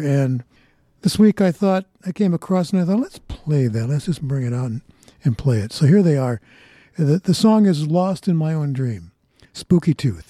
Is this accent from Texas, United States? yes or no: no; a suburb of Detroit, Michigan, United States; moved away; I was back in my hometown, the little suburb of Detroit